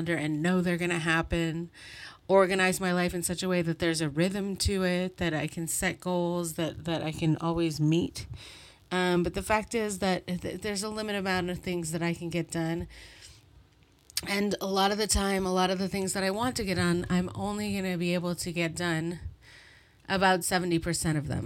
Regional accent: Montreal, Quebec, Canada; I'm from Montreal

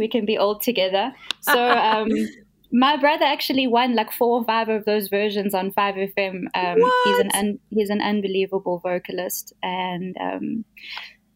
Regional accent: Johannesburg, Gauteng, South Africa; So I was born in Joburg. I've grown up here my whole life.

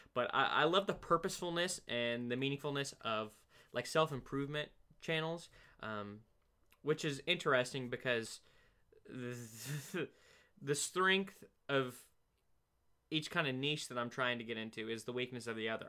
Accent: Oregon, United States; I'm from Oregon

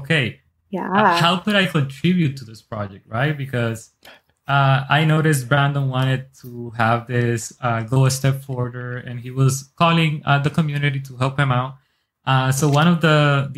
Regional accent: Dominican Republic; also born or lived in Newark, New Jersey, United States; now in United States; originally from the Dominican Republic. I was born here in Newark, New Jersey, but I moved when I was like 6 years old to the R, and I was raised there with my family

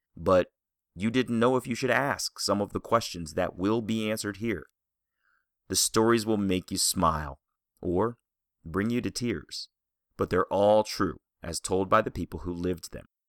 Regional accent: Columbia, Maryland, United States; growing up in Columbia, Maryland

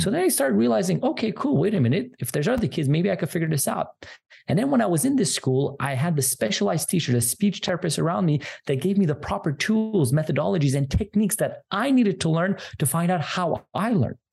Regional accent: Montreal, Quebec, Canada; I'm from Canada

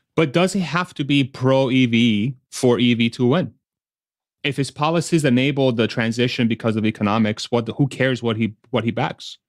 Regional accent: United States; speaking as an American

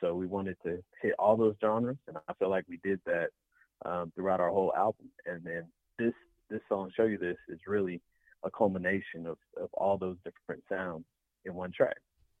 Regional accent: Atlanta, Georgia, United States; So, you know, we're from Atlanta, Georgia.

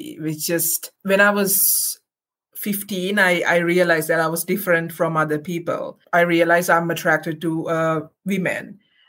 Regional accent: Sri Lanka; moved away as an adult; now in Canada; I'm originally from Sri Lanka

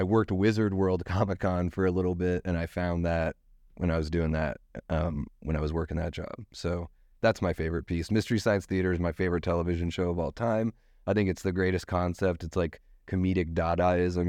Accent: Juneau, Alaska, United States; I grew up in Juneau, Alaska, in Southeast Alaska

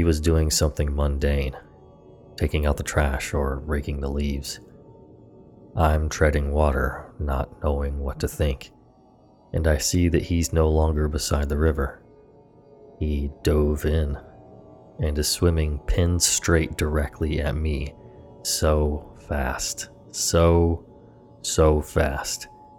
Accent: the South, United States; I grew up in the South. Tons and tons of beautiful places to see that haven't been taken over by concrete yet.

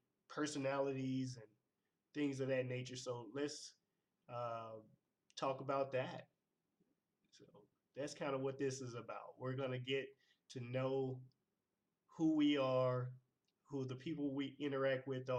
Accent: Clarksdale, Mississippi, United States; moved away; Born and raised in Clarksdale, Mississippi

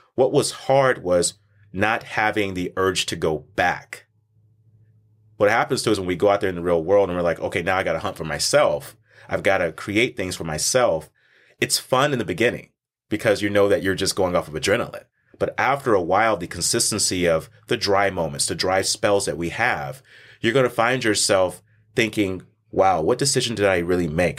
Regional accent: Texas, United States; I was born and raised in Texas

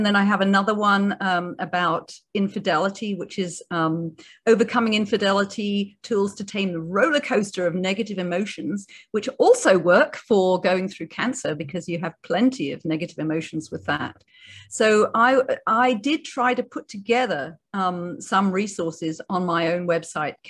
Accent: United Kingdom; I'm a Brit.

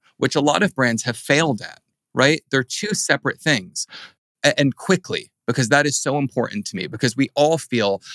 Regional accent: New Jersey, United States; I'm from New Jersey

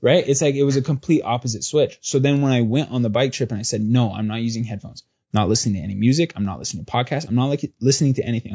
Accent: Southern California, United States; moved away; also born or lived in New York; growing up in Southern California and my dad being a cop

